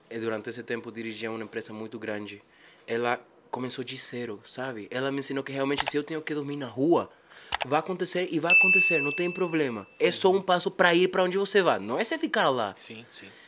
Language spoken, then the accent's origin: Portuguese; Bolivia; Portuguese is a second language; also born or lived in Japan; quando vim de Japão, eu nasci lá, até meus 5 anos fiquei lá. Depois vim para Bolívia, passei por 6, 7 países mais.